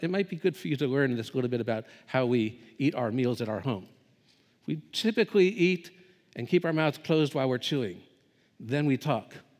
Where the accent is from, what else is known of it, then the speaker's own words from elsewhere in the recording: United States; moved away as an adult; also born or lived in Southeast Asia; as an American